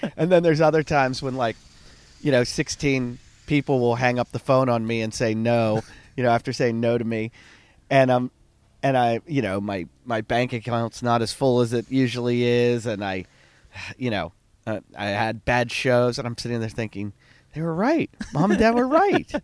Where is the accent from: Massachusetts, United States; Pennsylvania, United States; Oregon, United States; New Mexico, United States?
Pennsylvania, United States; Pittsburgh; I grew up in Pittsburgh.